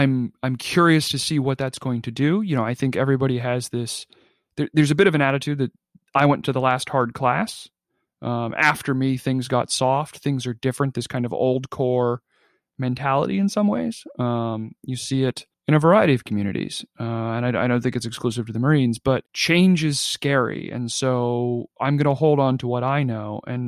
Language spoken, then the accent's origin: English; Australia; And clearly, you know, being an Aussie, like that's baked into your national identity, is that experience.